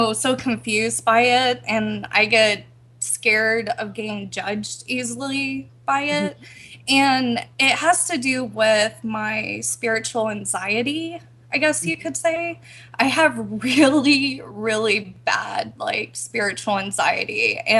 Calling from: Texas, United States

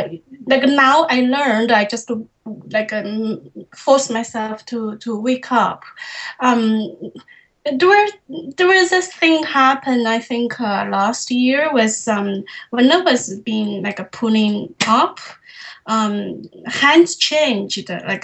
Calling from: Toronto, Ontario, Canada; I'm calling from Toronto, Canada.

